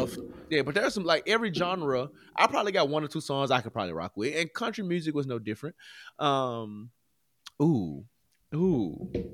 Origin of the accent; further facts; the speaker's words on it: Memphis, Tennessee, United States; I'm from Memphis